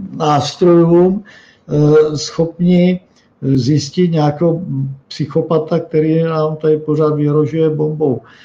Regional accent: Moravia, Czechia; u nás na Moravě

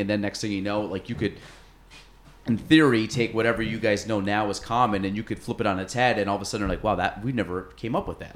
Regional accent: Chase City, New York, United States; also born or lived in Plattsburgh, New York; I grew up in Chase City, went to Plattsburgh State, and then I live in Morrisonville now.

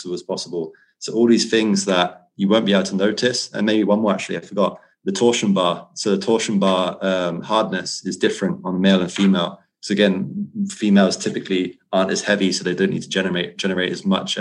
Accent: United Kingdom; as a Brit

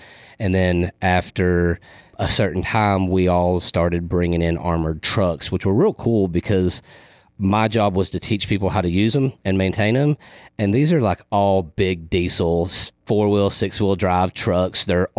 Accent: Riyadh, Riyadh Province, Saudi Arabia; born there; So I was actually born in the Middle East. I was born in Riyadh, Saudi Arabia, because my dad and mother were contractors.

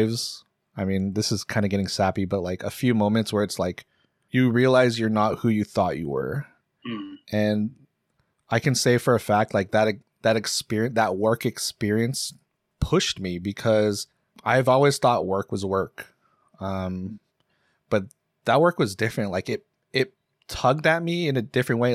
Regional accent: Seattle, Washington, United States; growing up in Seattle, especially in the fucking burbs

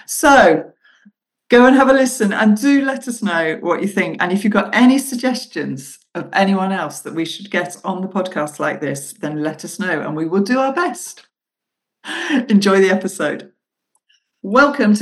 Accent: Bath, South West England, United Kingdom; I'm from Bath

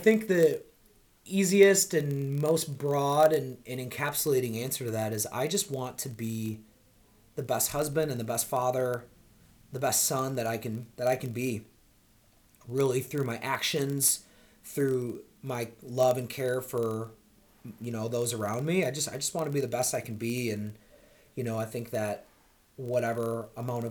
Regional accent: Rochester, New York, United States; moved away as an adult; now in Charlotte, United States; originally from upstate New York, Rochester, New York

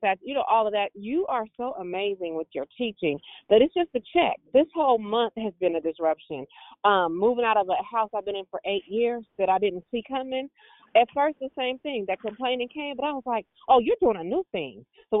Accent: Richmond, United States; And I was born and raised in Richmond, but sometimes people think I got a country. You know, I sound a little bit like my mama from Arkansas and my daddy from North Carolina.

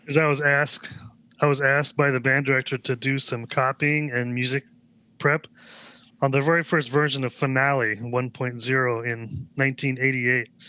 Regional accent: Vashon Island, Washington, United States; I grew up on the west side of the state on a little island named called Vashon Island

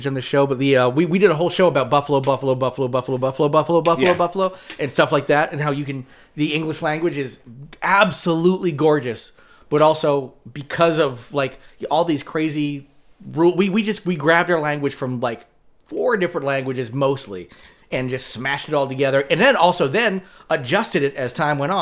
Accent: United States; We're Americans

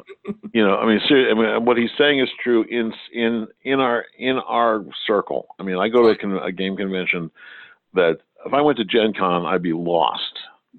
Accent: Ireland; and from my side, being Irish, a blessing upon you all.

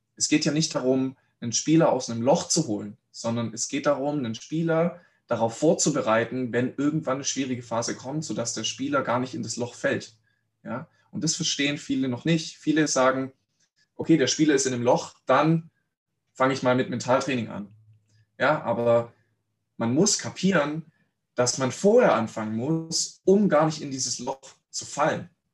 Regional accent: Reutlingen, Baden-Württemberg, Germany; Ich bin in Reutlingen aufgewachsen

